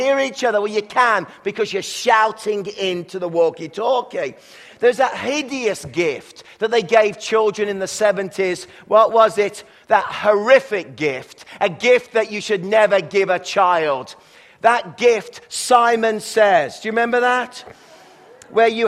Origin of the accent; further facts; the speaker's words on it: England, United Kingdom; now in Kelowna, Canada; when I was growing up in England